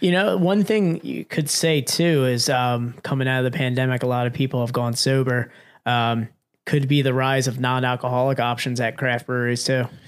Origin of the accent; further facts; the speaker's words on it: Pennsylvania, United States; we're from Pennsylvania